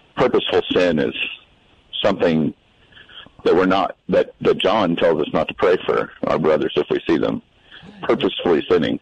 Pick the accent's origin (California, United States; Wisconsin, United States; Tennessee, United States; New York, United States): Tennessee, United States; Memphis; moved away; also born or lived in Arkansas / San Antonio, Texas; I was born in Memphis, Tennessee